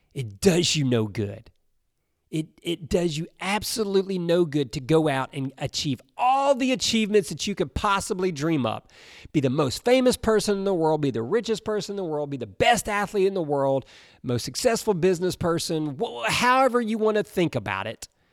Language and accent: English; Alabama, United States; I grew up in Alabama